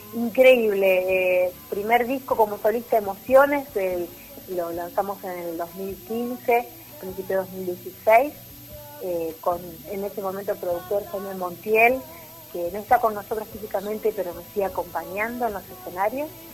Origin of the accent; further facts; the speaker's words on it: Santa Rosa, La Pampa, Argentina; also born or lived in Rufino, Santa Fe; A los 6-7 años nos vinimos con mi familia para La Pampa